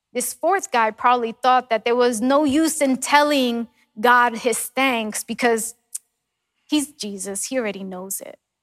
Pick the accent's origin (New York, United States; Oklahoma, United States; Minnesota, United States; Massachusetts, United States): New York, United States; moved away; growing up in New York